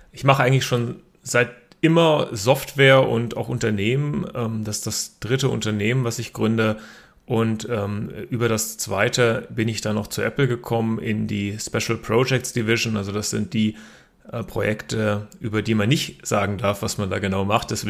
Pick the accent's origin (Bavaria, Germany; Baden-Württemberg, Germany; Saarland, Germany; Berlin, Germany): Berlin, Germany; born there; also born or lived in Karlsruhe, Germany; Ich bin sogar selber in Berlin geboren, ähm, habe aber meine Hochschulausbildung in Karlsruhe erhalten.